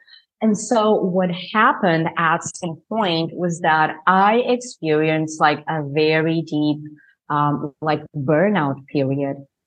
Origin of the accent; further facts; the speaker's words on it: Portugal; moved away as an adult; also born or lived in New Jersey, United States; now in Spain; I am from Portugal, I am in Spain right now